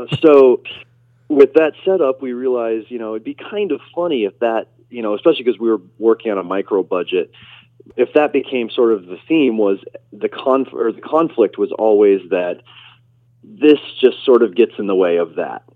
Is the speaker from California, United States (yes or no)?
no; Nebraska, United States; I was raised in Nebraska